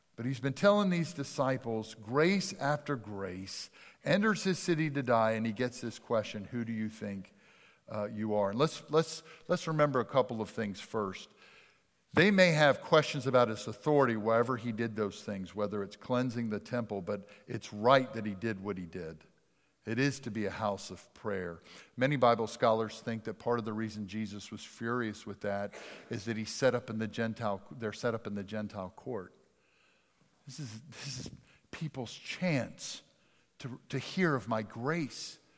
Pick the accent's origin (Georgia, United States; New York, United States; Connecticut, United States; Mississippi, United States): Mississippi, United States; Jackson; accent: Dutch; also born or lived in Richland / Pennsylvania; I grew up in South Jackson